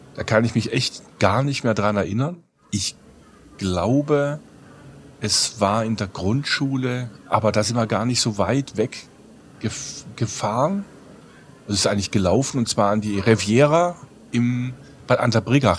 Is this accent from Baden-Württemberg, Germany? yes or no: yes; Villingen-Schwenningen, Baden-Württemberg, Germany; Ich bin in Villingen geboren, wohne in Schwenningen